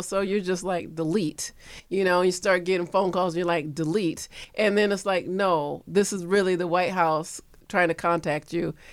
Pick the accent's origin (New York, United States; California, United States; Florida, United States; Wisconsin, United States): Florida, United States; moved away; I'm from Florida